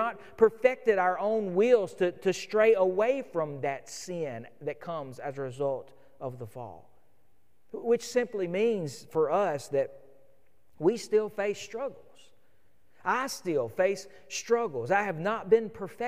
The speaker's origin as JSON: {"language": "English", "country": "United States", "said": "as modern American believers"}